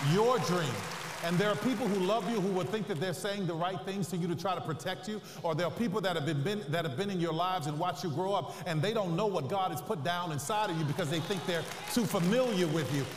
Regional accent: New Orleans, Louisiana, United States; I'm from New Orleans

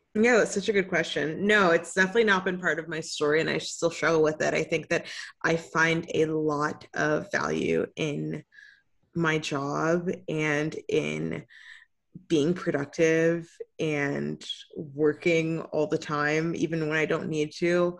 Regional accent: Tampa, Florida, United States; My family moved to the area when I was four years old

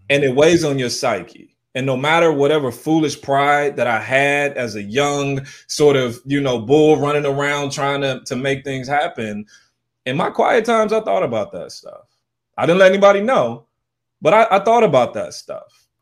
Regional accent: St. Louis, Missouri, United States; also born or lived in Southern California; now in San Jose, United States; I'm originally from Saint Louis, Missouri.

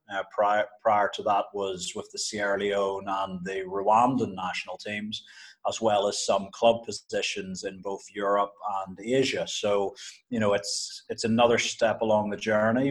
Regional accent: Northern Ireland, United Kingdom; moved away as an adult; now in Uganda; I was growing up in Northern Ireland

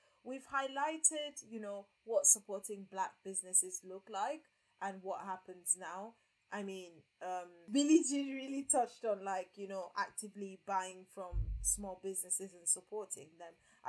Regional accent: Nigeria; because I'm Nigerian after all

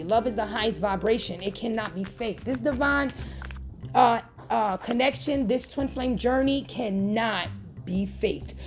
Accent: New York, United States; I'm from New York

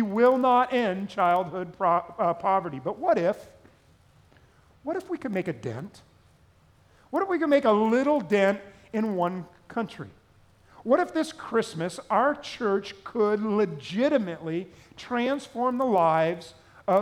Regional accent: Southern California, United States; growing up in Southern California

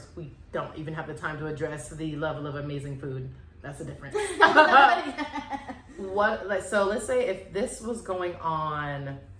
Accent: Alaska, United States; moved away; also born or lived in Texas; when I moved from Alaska to Texas, I didn't know just moving out of Alaska period, there's going to be a giant culture shock, because growing up in Alaska

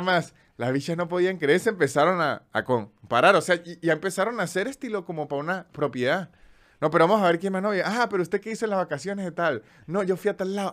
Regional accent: Andes, Venezuela; now in Buenos Aires, Argentina; como venezolano

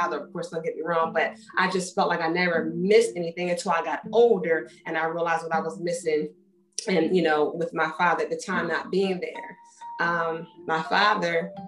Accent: Wilmington, Delaware, United States; my upbringing in Delaware when I was younger, we lived several areas in the city

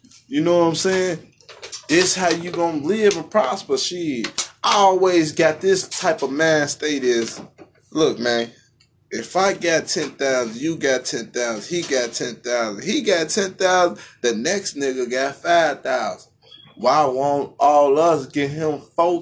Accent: Chicago, Illinois, United States; I'm from Chicago

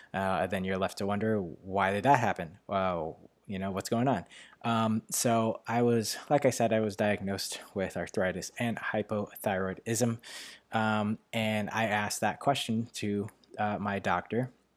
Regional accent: New York, United States; accent: New York; my New York accent

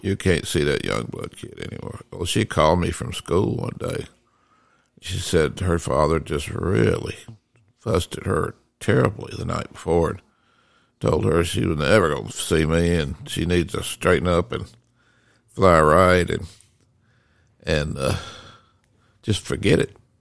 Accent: Decatur, Georgia, United States; I grew up in Decatur, Georgia, which is right, it's just right next to Atlanta

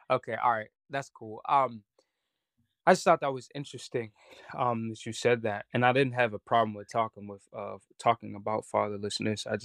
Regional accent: Pittsburgh, Pennsylvania, United States; And then I'm from Homewood in Pittsburgh.

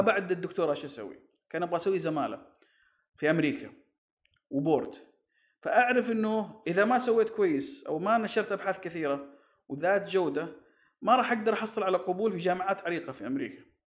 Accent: Saudi Arabia; عندنا في السعودية

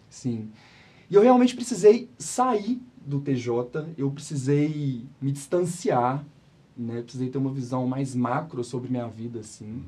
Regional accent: Belo Horizonte, Minas Gerais, Brazil; sou de BH, nascido e criado na cidade

